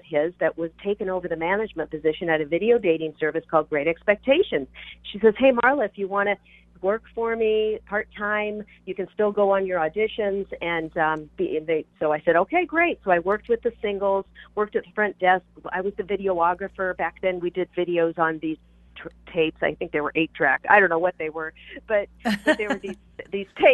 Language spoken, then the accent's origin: English; Seattle, Washington, United States; moved away as an adult; also born or lived in Los Angeles / Chicago / Orange County; I'm from Seattle. So I moved down